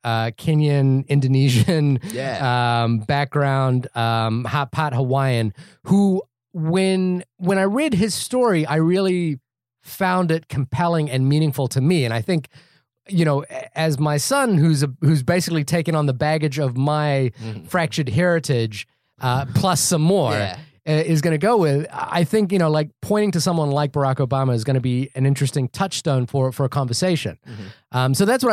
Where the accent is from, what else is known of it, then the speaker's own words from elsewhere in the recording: New Zealand; also born or lived in Fiji; now in United States; Is that I'm Indian. That's just the first thing that people notice about me. But I was born in Fiji. I grew up in New Zealand. I live in America.